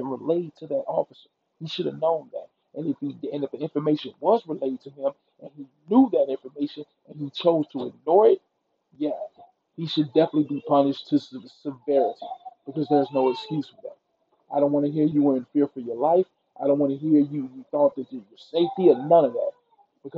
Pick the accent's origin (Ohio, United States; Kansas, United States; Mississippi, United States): Mississippi, United States; I'm from Mississippi